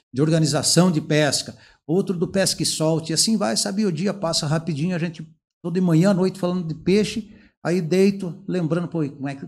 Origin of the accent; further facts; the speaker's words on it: Palmas, Paraná, Brazil; now in Curitiba, Brazil; interior do Paraná, aqui de Palmas, mas já estou na região aqui de Curitiba aqui há quase 50 anos. Então já sou curitibano.